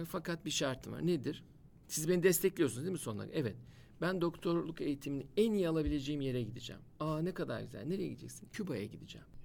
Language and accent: Turkish; Edirne, Turkey; Gene tesadüfen ilk başladığımız il Edirne. Vallahi tesadüf bunlar. O da benim e, Edirneliyim ben. Edirne'den başladı ilk il olarak.